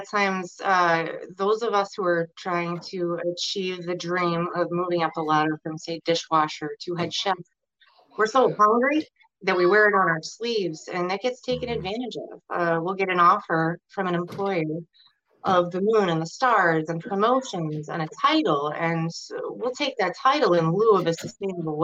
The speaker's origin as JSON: {"language": "English", "town": "Manchester", "region": "New Hampshire", "country": "United States", "said": "I'm from Manchester, New Hampshire, which is technically a suburb of Boston."}